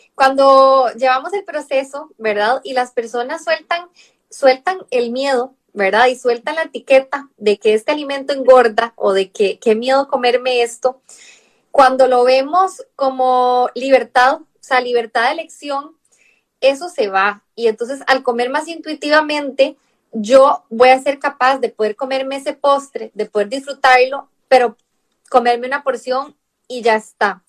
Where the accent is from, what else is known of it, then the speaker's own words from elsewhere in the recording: Costa Rica; moved away as an adult; now in Barcelona, Spain; Claro, de Costa Rica, soy de Costa Rica. Sí, claro, el acento es como diferente.